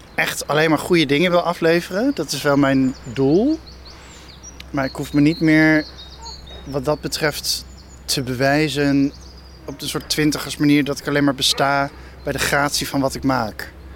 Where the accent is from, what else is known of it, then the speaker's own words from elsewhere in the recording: Ede, Gelderland, Netherlands; moved away as an adult; also born or lived in Arnhem / Amsterdam; now in Nigtevecht, Netherlands; ik kwam uit Ede. Eh, ik zat op een christelijke middelbare school en Ede is sowieso heel christelijk